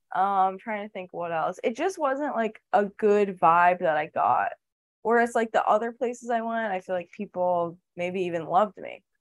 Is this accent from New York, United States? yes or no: yes; New York, United States; I'm from New York